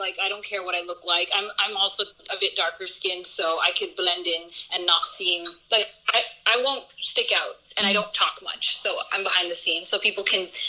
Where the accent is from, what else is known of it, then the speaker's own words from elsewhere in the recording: Somalia; Where are you from? Somalia. I'm Somali.